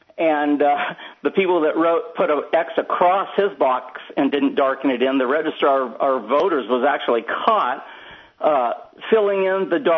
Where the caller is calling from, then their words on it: San Diego, California, United States; I'm calling from San Diego.